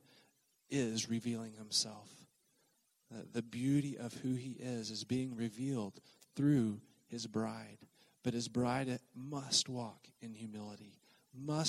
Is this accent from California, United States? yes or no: no; Oklahoma, United States; moved away; also born or lived in southern Mississippi; I grew up in Oklahoma, have lived different places, but one of the places I lived for a period of years was in the deep south in southern Mississippi